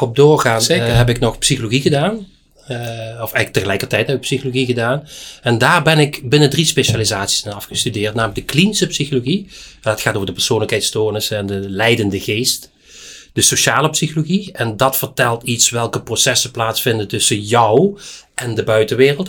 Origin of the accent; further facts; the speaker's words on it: Geleen, Limburg, Netherlands; ik ben in Geleen geboren, helemaal in het zuiden